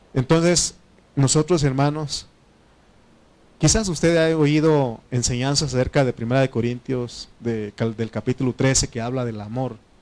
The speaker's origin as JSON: {"language": "Spanish", "region": "Oaxaca", "country": "Mexico", "tie": "born or raised there", "second_language": "Spanish", "moved": "yes", "said": "Oaxaca, ahí donde, donde, donde está mi mamá, donde yo nací"}